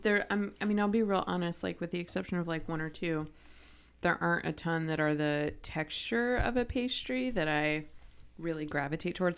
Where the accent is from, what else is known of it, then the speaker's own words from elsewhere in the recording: Ohio, United States; growing up in Ohio